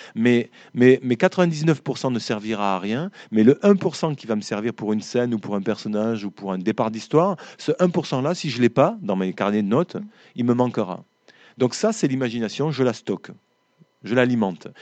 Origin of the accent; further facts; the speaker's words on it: Occitania, France; dans ma région, on est, des Occitans.